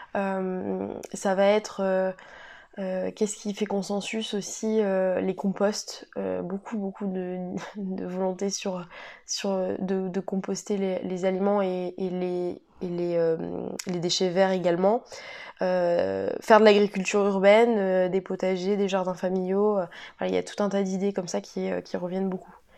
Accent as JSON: {"language": "French", "town": "Cesson", "country": "France", "tie": "born or raised there", "also_born_or_lived": "Montpellier", "moved": "as an adult", "said": "je suis originaire de Cesson"}